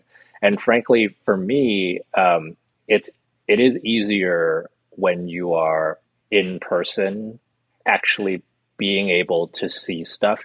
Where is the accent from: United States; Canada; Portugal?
United States